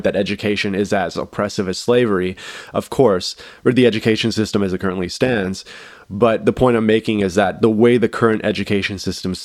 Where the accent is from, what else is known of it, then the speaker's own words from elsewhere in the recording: Canada; as a Canadian